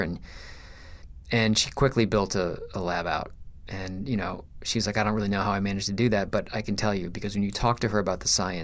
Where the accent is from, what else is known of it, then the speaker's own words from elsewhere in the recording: Michigan, United States; I was born in Michigan